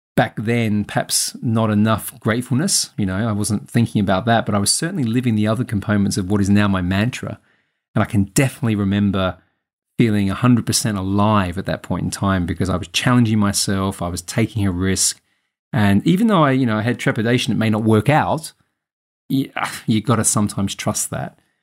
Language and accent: English; Adelaide, South Australia, Australia; moved away as an adult; also born or lived in Sydney; Adelaide, my hometown